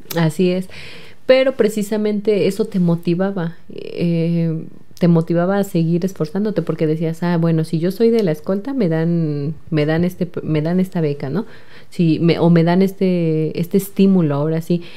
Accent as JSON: {"language": "Spanish", "town": "Jocotitlán", "region": "State of Mexico", "country": "Mexico", "said": "soy del municipio de Jocotitlán"}